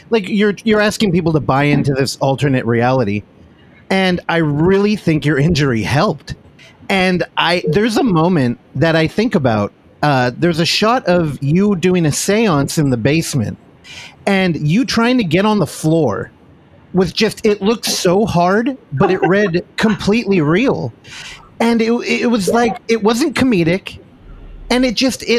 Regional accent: San Francisco Bay Area, California, United States; I'm from the Bay Area

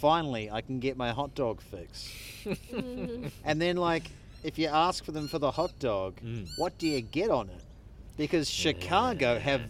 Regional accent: Australia

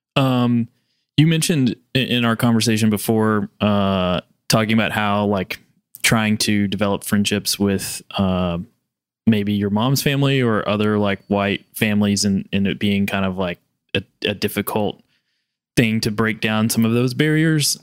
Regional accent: Kentucky, United States; born or raised there; moved away

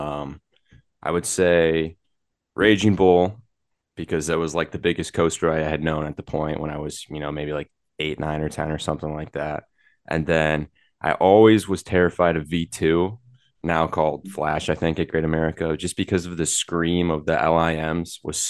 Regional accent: Milwaukee, Wisconsin, United States; I grew up in Wisconsin in the kind of Milwaukee area

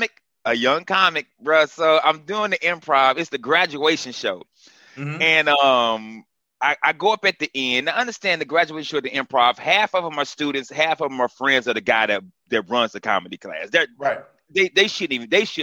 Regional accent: Greensboro, North Carolina, United States; I'm from Greensboro, Southside Greensboro. I'm number 8 of 11 kids. I grew up in Hampton Home, Southside.

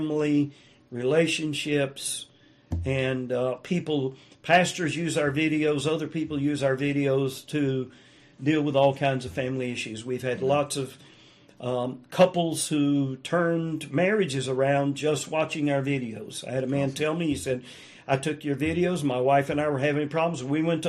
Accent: the South, United States; I was raised in the South

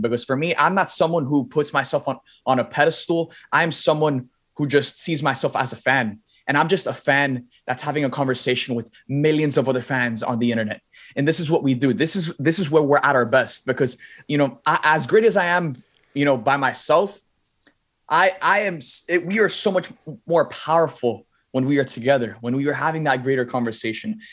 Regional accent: Miami, Florida, United States; I was born and raised in Miami

